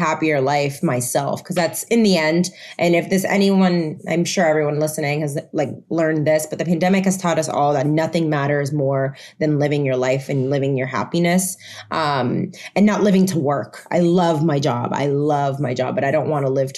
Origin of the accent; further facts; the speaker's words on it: Puerto Rico; first language Spanish; English is a second language; also born or lived in Florida; now in New York, United States; I went to an American school in Puerto Rico since I was in school. So English, while Spanish was my first language, English was right there with it.